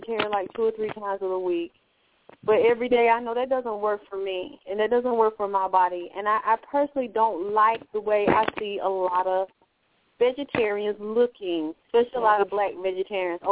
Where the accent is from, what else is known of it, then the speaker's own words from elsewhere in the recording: Georgia, United States; I was raised in Georgia